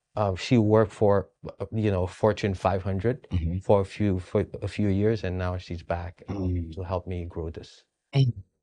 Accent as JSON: {"language": "English", "country": "Haiti", "moved": "yes", "said": "I'm from Haiti."}